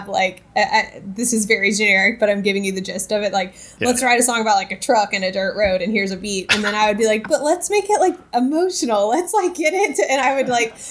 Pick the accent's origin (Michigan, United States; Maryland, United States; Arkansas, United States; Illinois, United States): Arkansas, United States; Little Rock; moved away as an adult; also born or lived in Dallas, Texas; now in Nashville, United States; I was born in Dallas, Texas, but moved to Little Rock, Arkansas at a young age and grew up there.